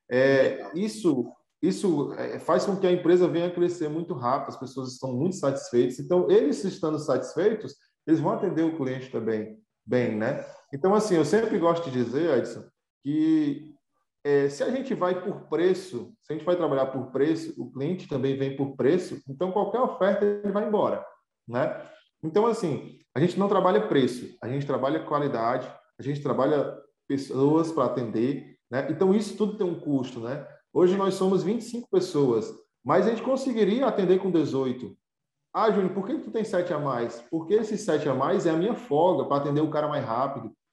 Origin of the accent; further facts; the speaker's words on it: Pindoretama, Ceará, Brazil; born there; porque nós somos de casa, né? Nós somos, nascemos em Pindoretama.